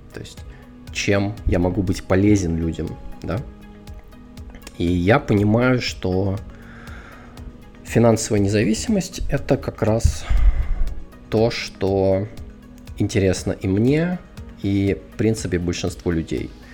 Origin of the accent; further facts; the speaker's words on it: Moscow, Russia; moved away; Родился, вырос и жил основную часть своей сознательной жизни я в Москве. Да, то есть я москвич.